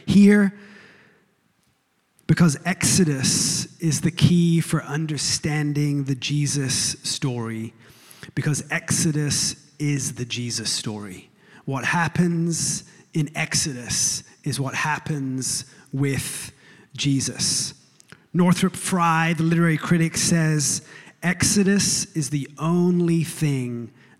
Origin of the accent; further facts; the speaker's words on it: England, United Kingdom; now in United States; I was born in England, a few weeks ago, after 16 years of living in these United States, I can say that I've become a citizen of this land